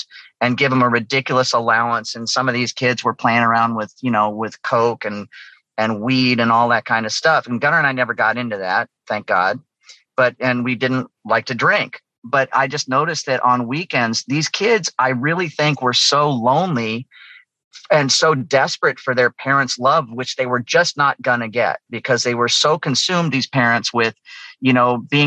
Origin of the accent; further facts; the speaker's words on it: Los Angeles, California, United States; we grew up in Southern California and we were going to a public school called Pacific Palisades High